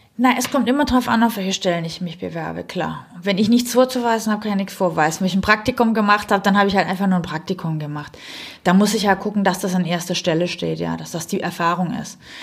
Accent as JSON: {"language": "German", "region": "Southern Germany", "country": "Germany", "also_born_or_lived": "Stuttgart", "accent": "southern German dialect", "moved": "yes", "lives_now": "Berlin, Germany", "said": "Ich bin ursprünglich aus Süddeutschland, wie mhm. man vielleicht an meinem kleinen Dialekt leicht hört"}